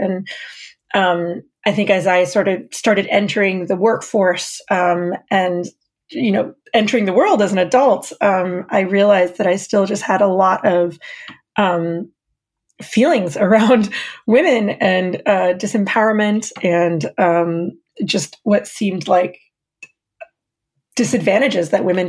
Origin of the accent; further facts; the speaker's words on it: Saudi Arabia; accent: American; moved away as an adult; now in United States; My accent gives me away. I am American. I have an American passport, and my parents are American. But I was born and raised in Saudi Arabia.